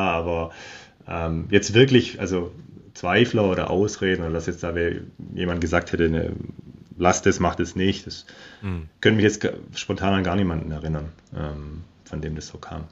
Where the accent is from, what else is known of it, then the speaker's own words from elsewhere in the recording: Germany; moved away as an adult; now in Patagonia, Argentina; bei uns in Deutschland